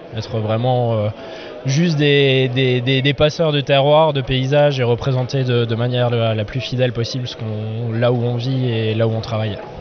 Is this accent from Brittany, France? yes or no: no; Alsace, Grand Est, France; Je suis alsacien d'adoption, Je suis arrivé ici quand j'avais 5 ans, j'en ai 31